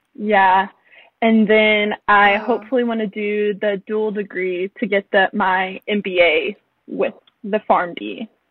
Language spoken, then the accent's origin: English; Owensboro, Kentucky, United States; moved away as an adult; I'm from Owensboro, Kentucky, a small town in western Kentucky, and I'm 19.